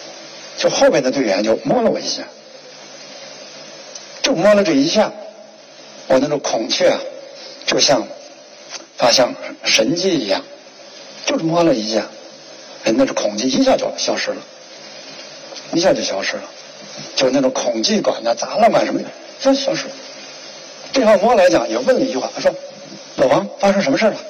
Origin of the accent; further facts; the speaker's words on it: China; 因为当时的参照系夸奖我的呢，是我是中国人登顶年纪最大的。